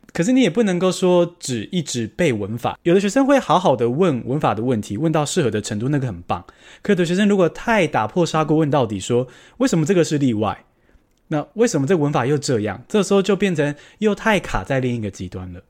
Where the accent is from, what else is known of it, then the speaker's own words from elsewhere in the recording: Taiwan; 我也是土生土长，台湾人